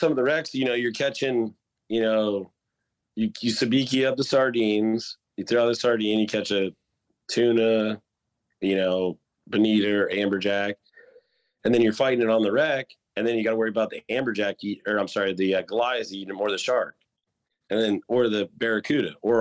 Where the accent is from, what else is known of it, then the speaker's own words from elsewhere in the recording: St. Petersburg, Florida, United States; I grew up in St. Petersburg